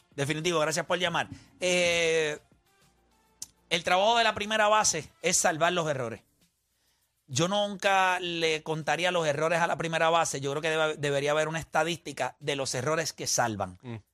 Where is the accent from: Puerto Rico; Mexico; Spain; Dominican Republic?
Puerto Rico; porque somos boricuas